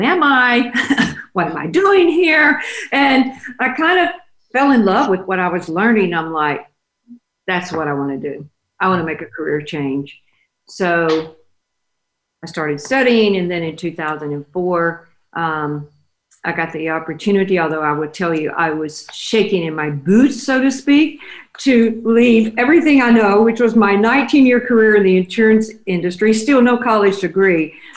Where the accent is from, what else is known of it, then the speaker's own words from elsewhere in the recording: Oak Grove, Louisiana, United States; moved away as an adult; now in Dallas, United States; I was born in Oak Grove, Louisiana. So, and that's a very, very tiny rural area. My dad was a small farmer